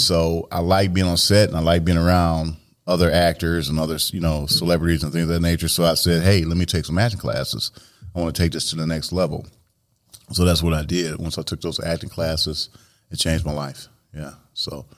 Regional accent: Joliet, Illinois, United States; born and raised in Joliet, uh, Illinois

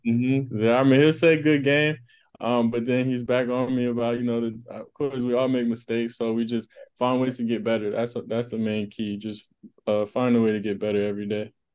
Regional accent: Las Vegas, Nevada, United States; moved away; I'm from Las Vegas. Um, that's my hometown

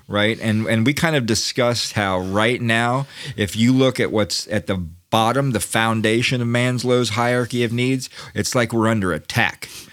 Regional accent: United States

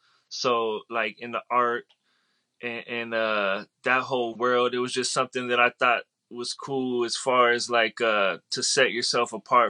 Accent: San Diego, California, United States; From San Diego.

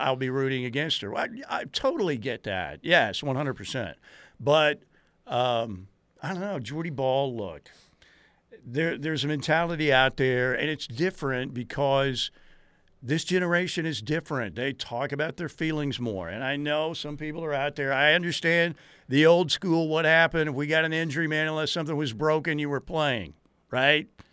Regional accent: Norman, Oklahoma, United States; Born and raised in Norman.

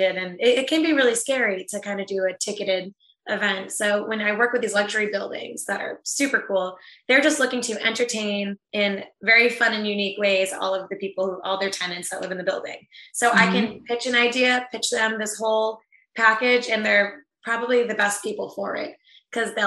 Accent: New England, United States; also born or lived in Tampa, Florida; I was born in Tampa, Florida, but I didn't grow up there. I grew up in New England

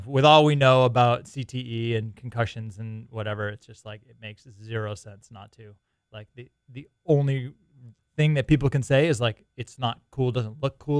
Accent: Boston, Massachusetts, United States; moved away; also born or lived in California; Born and raised in Boston.

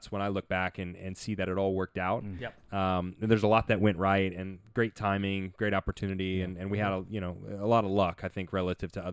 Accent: Nashville, Tennessee, United States; I grew up in Nashville, Tennessee

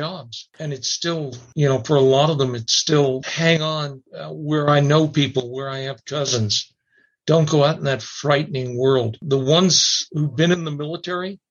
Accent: Dulce, New Mexico, United States; my hometown, Dulce

